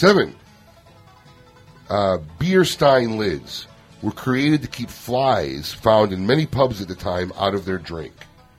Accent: Illinois, United States; now in Palm Beach Gardens, United States; my hometown, Illinois, my home state, Illinois.

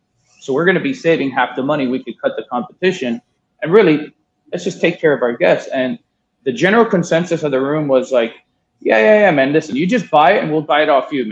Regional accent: Miami, Florida, United States; moved away as an adult; also born or lived in Southeast Asia; I grew up in Miami, my Cuban

